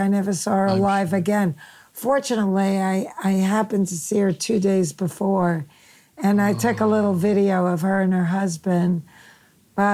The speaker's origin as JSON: {"language": "English", "town": "Queens", "region": "New York", "country": "United States", "tie": "born or raised there", "said": "Back in Queens, I didn't really dress like the other kids."}